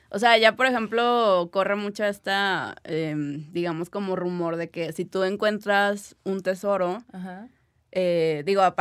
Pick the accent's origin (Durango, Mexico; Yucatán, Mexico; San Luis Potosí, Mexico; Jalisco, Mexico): Durango, Mexico; Gómez Palacio; no sé si es también por donde yo, de donde yo vengo, que es una ciudad de Durango, se llama Gómez Palacio, entonces... Eh, allá es una ciudad evidentemente muy pequeña y que tiene mucha historia por la revolución.